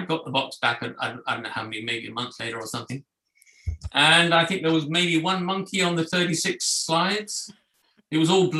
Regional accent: Hong Kong; born there; Well, I was born in Hong Kong. My father was a prisoner of war, and so he was out there, not out of choice

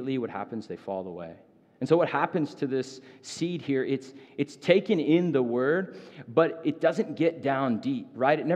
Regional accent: Phoenix, Arizona, United States; I grew up in North Phoenix.

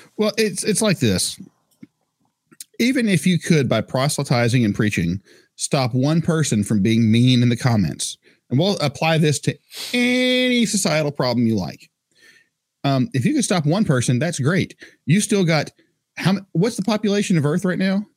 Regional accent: North Carolina, United States; I'm white, I'm Scottish, of descent, DNA, whatever you want to call it, uh, American by nationality, um, North Carolina

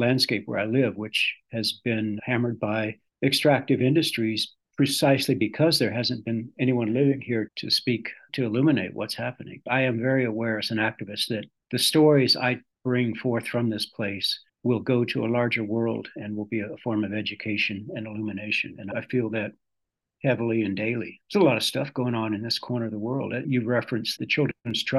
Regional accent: Texas, United States; moved away as an adult; also born or lived in Utah / Mississippi / Yaak Valley, Montana; now in Montana, United States; Growing up in Texas

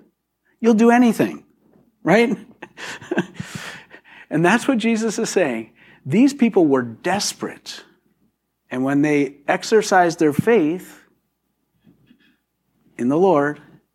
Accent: Philadelphia, Pennsylvania, United States; I am from Philadelphia

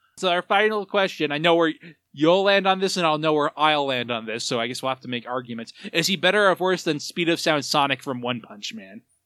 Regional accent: United States; as an American

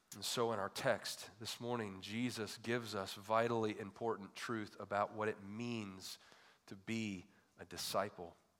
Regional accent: Michigan, United States; growing up in Michigan

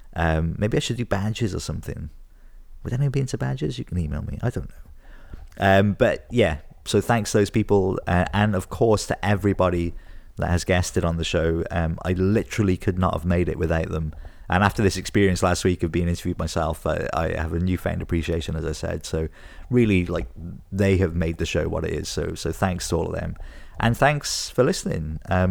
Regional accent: Wales, United Kingdom; now in Scotland, United Kingdom; Like, I've been here like 12 years now, and I'm from Wales originally, like South Wales, but I do love it here.

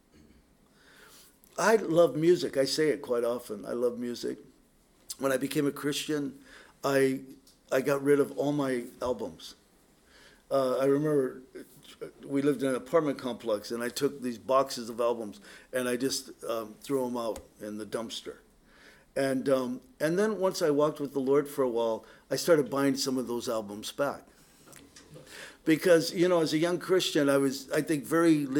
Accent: Poway, California, United States; also born or lived in San Diego; now in Oak Harbor, United States; growing up in Poway, you know, the terrain there was so different than up here

